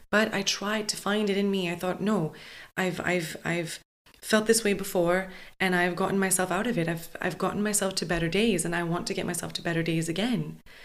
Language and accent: English; Montreal, Quebec, Canada; moved away; I kind of always knew I wasn't destined to stay in my hometown